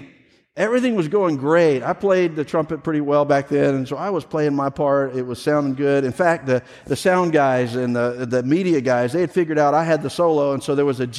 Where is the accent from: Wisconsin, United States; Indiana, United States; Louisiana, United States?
Louisiana, United States; moved away; there was a season of my life where I grew up in Louisiana.